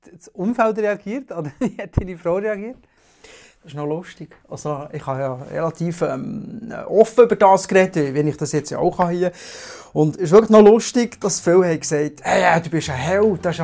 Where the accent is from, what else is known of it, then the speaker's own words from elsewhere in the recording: Bern, Switzerland; ich komme aus der Region Biel-Seeland, bin Vater von zwei Kindern, 12 und 14.